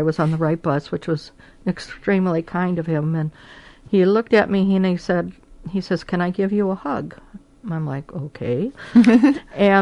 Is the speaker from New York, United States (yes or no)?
no; Milwaukee, Wisconsin, United States; I grew up in the Milwaukee area